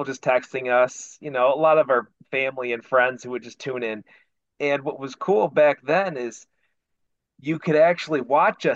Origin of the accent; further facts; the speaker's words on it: Northwest Ohio, United States; I still live in Northwest Ohio, so it's my hometown, still live here.